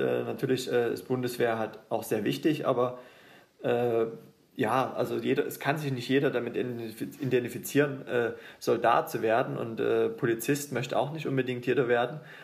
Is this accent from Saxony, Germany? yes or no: yes; Döbeln, Saxony, Germany; now in Leipzig, Germany; Ich bin ja nicht mal gebürtiger Leipziger, ich komme ja ursprünglich aus Döbeln